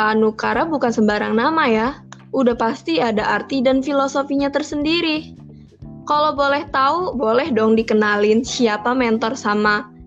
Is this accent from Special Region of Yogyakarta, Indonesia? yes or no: no; Bandar Lampung, Lampung, Indonesia; Saya berasal dari Kota Bandar Lampung.